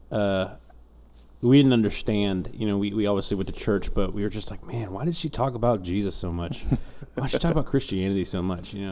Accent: Houston, Texas, United States; also born or lived in Alaska / Colorado / England; I was born in Houston. We quickly moved to Alaska for six months, Colorado for four years, back to Houston, England for two years, back to Houston since 1998

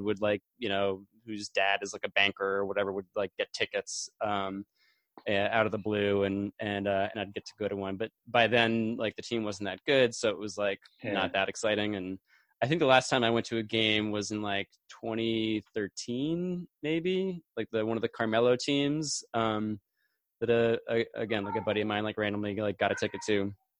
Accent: Northeast, United States; we grew up in the Northeast

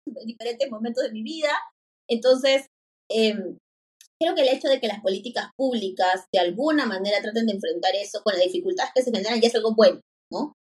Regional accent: Lima, Peru; yo soy de Lima

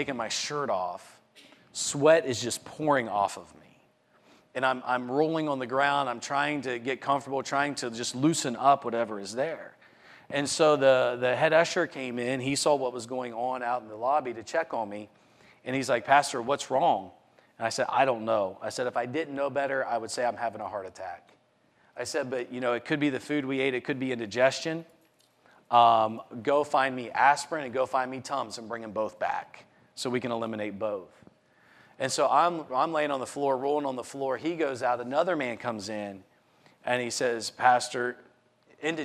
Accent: Morgantown, West Virginia, United States; my hometown marathon

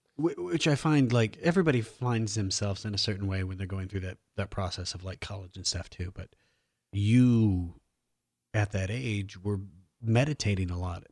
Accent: Iowa, United States; also born or lived in Omaha, Nebraska / Washington, D.C. / New York City; now in Los Angeles, United States; I'm from Iowa, I lived in Omaha

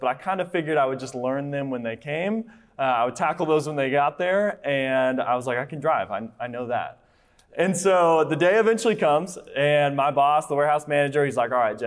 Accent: Colorado, United States; now in Texas, United States; I am from Colorado

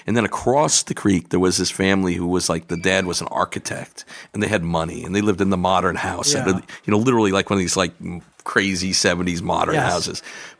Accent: Rumson, New Jersey, United States; I grew up in Rumson.

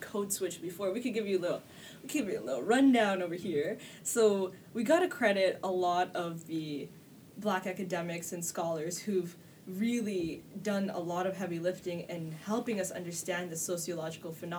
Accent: Toronto, Ontario, Canada; I grew up on the Esplanade, which is the hood that's yes, adjacent to Regent Park.

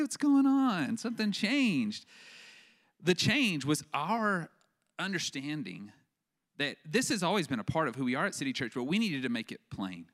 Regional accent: West Texas, United States; I grew up in West Texas, where they grow cotton like crazy

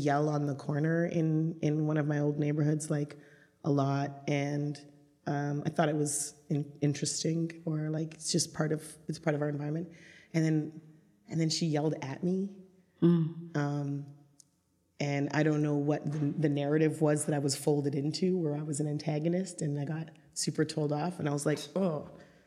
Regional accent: Grenada; now in Toronto, Canada; I'm from Grenada in the West Indies

